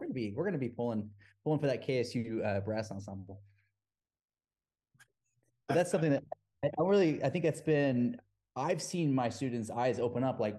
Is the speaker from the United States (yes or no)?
yes; Arkansas, United States; moved away as an adult; now in Georgia, United States; I'm a kid from Arkansas. You know, I graduated in 2003.